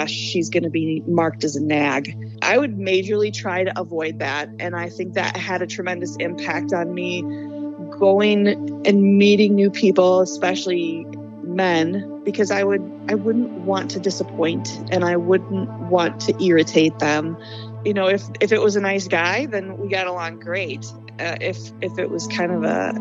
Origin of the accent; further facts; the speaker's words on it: Cary, Illinois, United States; also born or lived in Arlington Heights, Illinois; I am from Cary, Illinois. I was originally born in Arlington Heights. I think we moved to Cary when I was 2. So I've been in the suburbs of Chicago my entire life